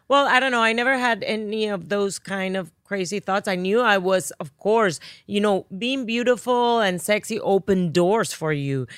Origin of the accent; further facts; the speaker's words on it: Barranquilla, Atlántico, Colombia; accent: Spanish; English is a second language; moved away as an adult; now in United States; from Barranquilla, Colombia.